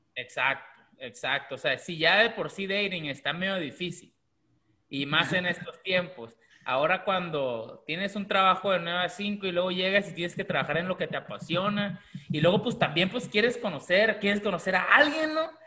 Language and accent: Spanish; Mexico; now in United States; aunque somos mexicanos, y, pero aunque vivimos en Estados Unidos